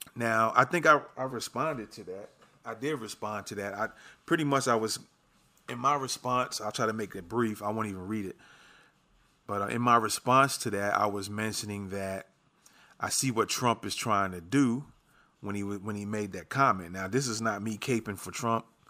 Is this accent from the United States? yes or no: yes; New York City, New York, United States; moved away; I'm originally from New York. I grew up in the Bronx.